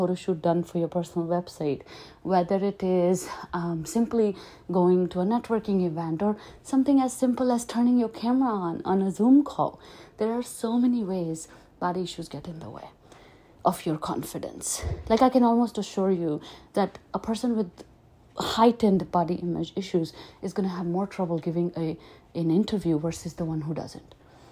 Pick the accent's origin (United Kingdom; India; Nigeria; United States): India; Delhi; I grew up in Delhi